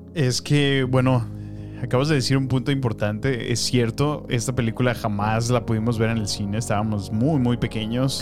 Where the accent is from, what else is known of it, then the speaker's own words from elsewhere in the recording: Salamanca, Guanajuato, Mexico; moved away; fue mi infancia allá en Salamanca